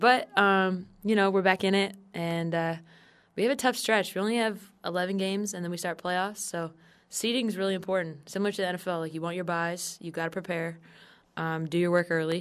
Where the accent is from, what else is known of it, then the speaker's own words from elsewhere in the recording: San Diego, California, United States; I grew up in San Diego, so my family were all Charger fans